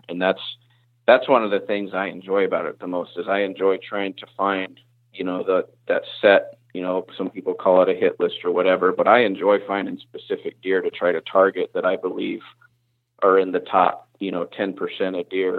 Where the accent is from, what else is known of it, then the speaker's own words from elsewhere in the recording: the South, United States; now in Indiana, United States; And I was not coming from the South where I grew up, I was not prepared for that.